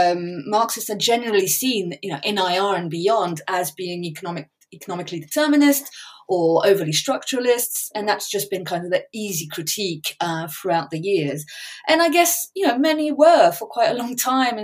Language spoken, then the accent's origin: English; France; moved away; also born or lived in England; I grew up in France, was born in England, I'm bilingual, families on both sides of the channel.